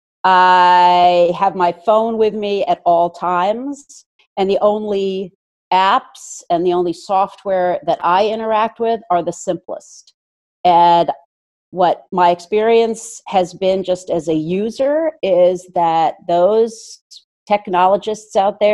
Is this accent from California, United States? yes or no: no; Princeton, New Jersey, United States; I was brought up in Princeton, New Jersey, and have basically lived here in the tri-state area forever